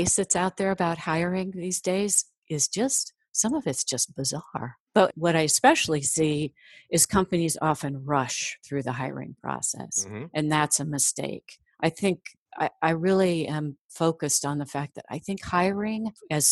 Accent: Midwest, United States; I'm from the Midwest

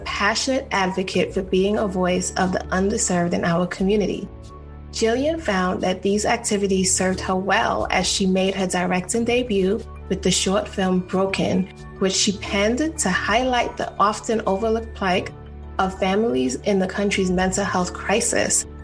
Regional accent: South Carolina, United States; moved away; I grew up in South Carolina. Okay, so it's in a okay, very very small town.

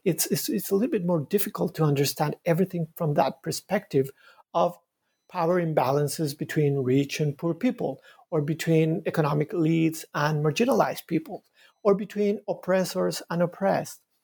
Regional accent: Bogota, Bogotá Capital District, Colombia; moved away as an adult; now in Montreal, Canada; I was uh, born in Bogota, in Colombia. I was raised in, in, a, in a very crowded city, Bogota.

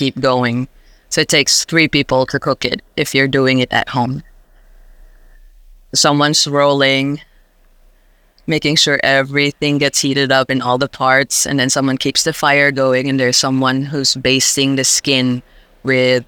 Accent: Iloilo, Western Visayas, Philippines; now in Canberra, Australia; I grew up in the Philippines and in an island called Iloilo.

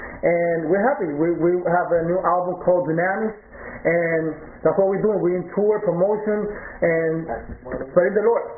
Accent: Puerto Rico; now in Elizabeth, United States; I'm from Puerto Rico. Right now, I'm living over here in Elizabeth, New Jersey.

